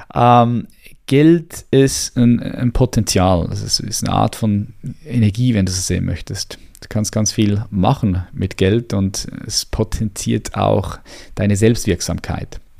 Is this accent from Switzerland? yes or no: yes; Switzerland; hier bei uns in der Schweiz